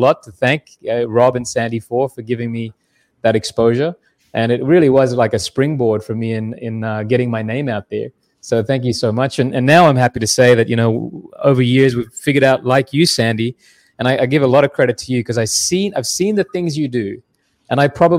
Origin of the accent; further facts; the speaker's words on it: Australia; now in Canada; Yeah. I am Australian. That's why I named my company Kanga Mortgage. Easy to remember. But yeah, I spent most of my life in Canada, and I married a Canadian, which brought me to Canada, Durham region in particular.